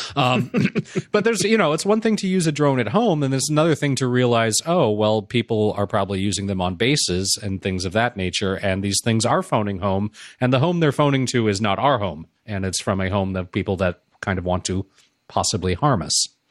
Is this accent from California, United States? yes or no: yes; Los Angeles, California, United States; growing up in Los Angeles